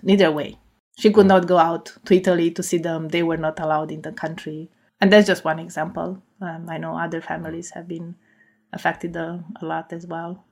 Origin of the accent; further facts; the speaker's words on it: Cluj-Napoca, Cluj County, Romania; English is a second language; moved away as an adult; now in United States; So I, I grew up in Cluj-Napoca